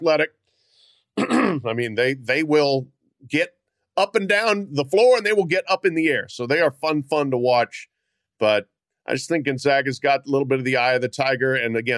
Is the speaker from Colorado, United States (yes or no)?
yes; Colorado, United States; I grew up in Colorado